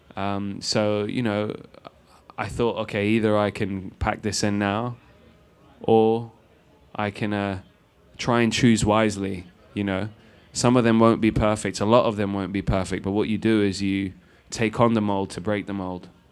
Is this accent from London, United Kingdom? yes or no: yes; London, United Kingdom; I'm a dude from Rainers Lane in London, which is the last stop on the tube station